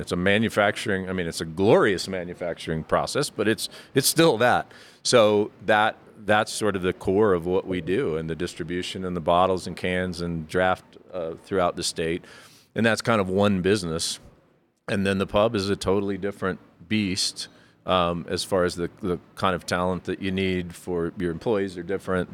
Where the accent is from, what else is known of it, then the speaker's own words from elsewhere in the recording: Fort Collins, Colorado, United States; also born or lived in Florida; now in Colorado Springs, United States; I grew up in Fort Collins